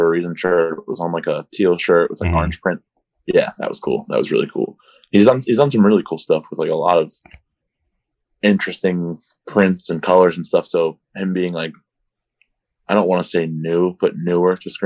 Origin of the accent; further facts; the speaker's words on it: Atlantic City, New Jersey, United States; moved away as an adult; now in Media, United States; I'm originally from Atlantic City, New Jersey